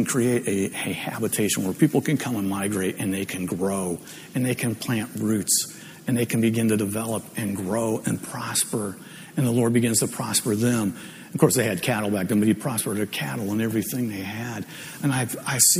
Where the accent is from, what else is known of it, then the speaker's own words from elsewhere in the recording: Ohio, United States; moved away; I'm from Ohio, so it's always guys, you guys